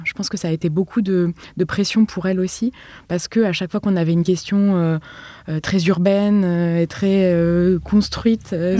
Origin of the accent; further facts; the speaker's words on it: Paris, Île-de-France, France; je viens de Paris